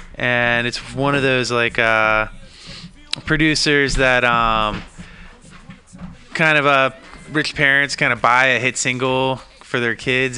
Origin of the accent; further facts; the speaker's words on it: East Coast, United States; That's one thing coming from, I'm from the East Coast myself.